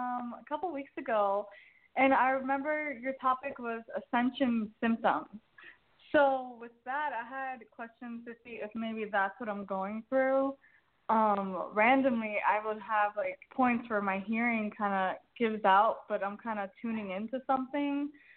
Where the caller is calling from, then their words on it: Jacksonville, Florida, United States; I'm calling from Jacksonville, Florida.